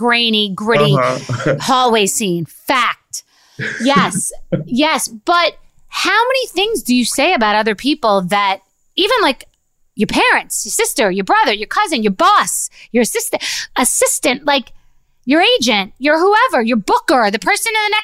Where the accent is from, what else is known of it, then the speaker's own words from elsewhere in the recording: Rockville Centre, New York, United States; I went to a Catholic school in Rockville Center, Long Island, which is a very Irish community.